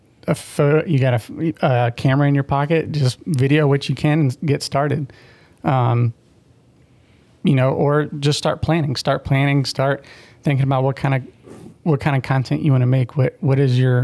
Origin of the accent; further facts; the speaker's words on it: Florida, United States; I grew up actually in Florida.